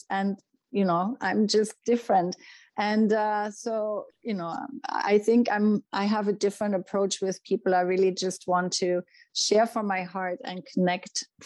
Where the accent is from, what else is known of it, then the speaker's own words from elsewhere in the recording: Germany; moved away; When I went to my first yoga classes, I remember you know, I came from Germany and, you know, the German mentality is very much about making things happen.